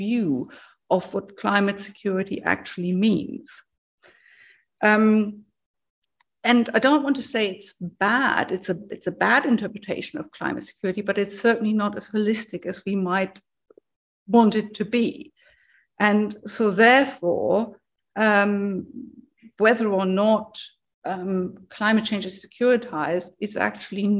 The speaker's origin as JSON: {"language": "English", "country": "Germany", "moved": "yes", "said": "I'm originally from Germany."}